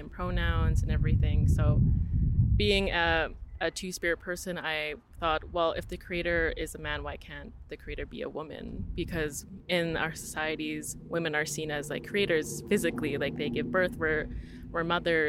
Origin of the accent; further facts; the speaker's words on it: Sweetgrass First Nation, Saskatchewan, Canada; also born or lived in North Battleford, Canada / Calgary, Canada; I'm actually from Sweetgrass First Nation, which is about like 20 minutes out of here. And I've lived here for like a majority of my life.